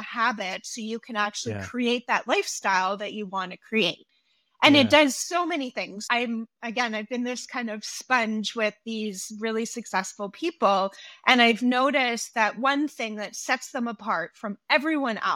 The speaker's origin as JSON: {"language": "English", "country": "Canada", "said": "I'm Canadian"}